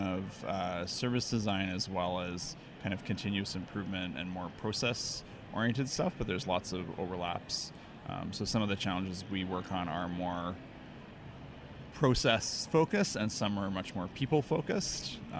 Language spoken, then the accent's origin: English; Toronto, Ontario, Canada; I'm from Toronto.